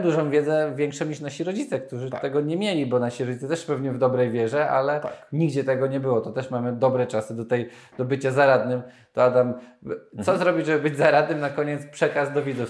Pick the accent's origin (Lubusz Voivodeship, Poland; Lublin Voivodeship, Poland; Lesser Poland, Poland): Lesser Poland, Poland; Nowy Sącz; Nowy sąd, z którego pochodzę